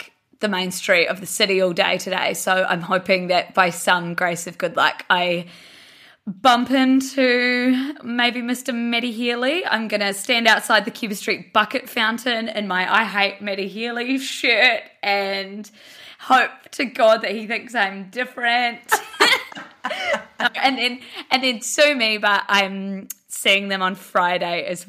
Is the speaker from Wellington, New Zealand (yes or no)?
no; Blenheim, Marlborough, New Zealand; now in Auckland, New Zealand